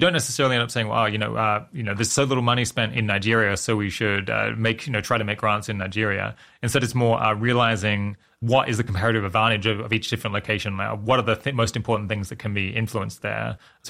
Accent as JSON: {"language": "English", "country": "Australia", "tie": "born or raised there", "said": "This is making me think about when I was growing up in Australia and hearing a lot about climate change."}